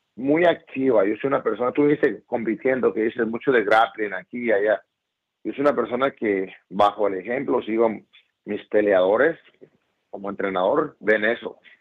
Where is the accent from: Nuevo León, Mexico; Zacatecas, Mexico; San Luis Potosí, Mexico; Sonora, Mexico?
Sonora, Mexico; Ciudad Obregón; yo soy de Obregón, Sonora